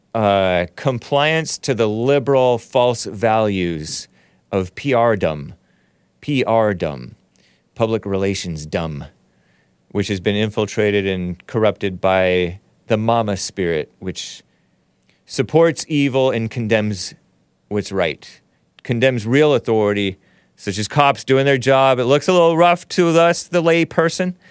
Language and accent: English; United States; I am native to this country. I was born here. My parents were born here.